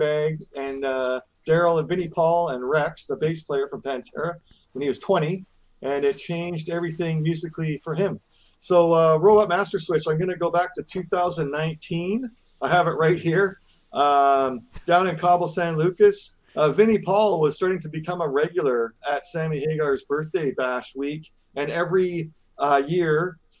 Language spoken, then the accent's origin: English; Vancouver Island, British Columbia, Canada; I'm from Vancouver Island.